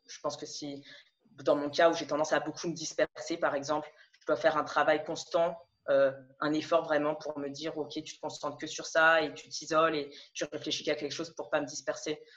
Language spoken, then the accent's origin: French; Paris region, Île-de-France, France; moved away as an adult; also born or lived in Lille / Montreal / Toulouse / Montpellier; now in Amsterdam, Netherlands; Je suis née, euh, alors en région parisienne. J'ai vécu jusqu'à mes dix-sept, dix-huit ans